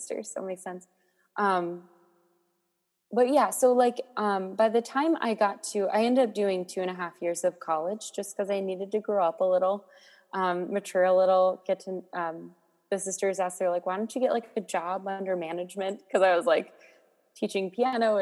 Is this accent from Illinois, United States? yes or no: no; Maryland, United States; moved away as an adult; now in Boston, United States; I grew up in Maryland, about an hour north